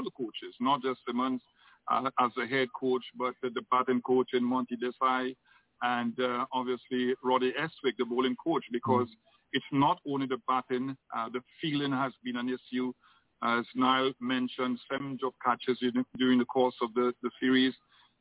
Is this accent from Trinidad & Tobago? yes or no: yes; Trinidad & Tobago; I'm Trinidadian